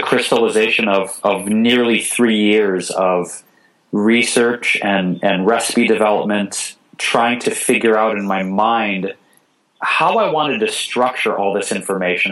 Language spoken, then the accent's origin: English; Detroit, Michigan, United States; also born or lived in Chicago / New York City / Bay Area; now in Los Angeles, United States; I grew up in Detroit, Michigan